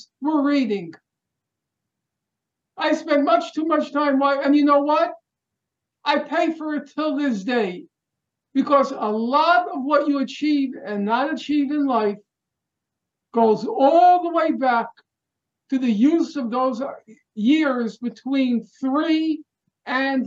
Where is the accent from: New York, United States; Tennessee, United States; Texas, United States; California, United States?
New York, United States; New York City; we're both from Brooklyn.